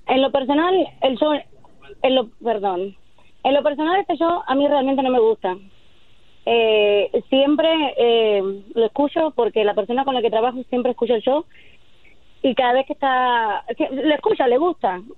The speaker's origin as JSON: {"language": "Spanish", "country": "Cuba", "moved": "as an adult", "said": "Yo soy de Cuba y, llevo aquí 24 años."}